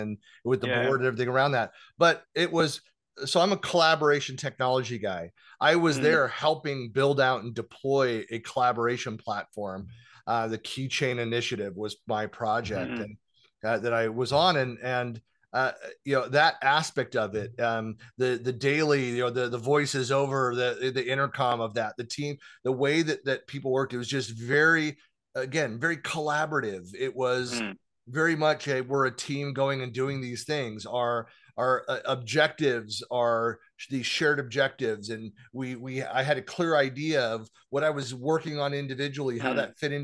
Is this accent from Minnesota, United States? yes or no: no; East Bay, Bay Area, California, United States; moved away as an adult; also born or lived in Sacramento; I grew up in the East, mm-hmm. over the East Bay